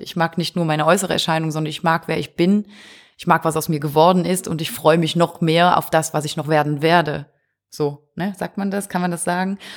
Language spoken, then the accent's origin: German; Wallonia, Belgium; Ostbelgien, wir sind aus Ostbelgien